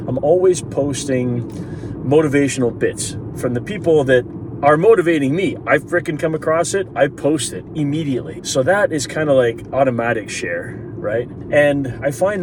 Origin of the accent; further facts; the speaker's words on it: Canada; I love being a Canadian